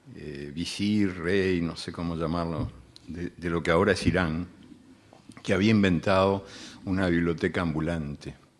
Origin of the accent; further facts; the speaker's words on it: Uruguay; also born or lived in Argentina; yo soy uruguayo y argentino también y bueno, y de muchos otros lugares